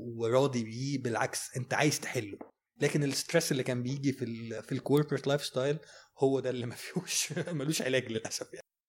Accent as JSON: {"language": "Arabic", "country": "Egypt", "said": "احنا عندنا في مصر هنا"}